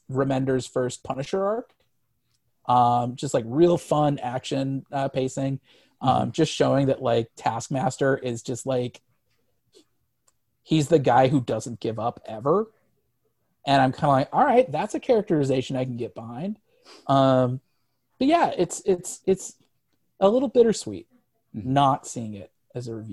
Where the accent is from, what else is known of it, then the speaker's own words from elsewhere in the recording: Missouri, United States; I grew up in Missouri.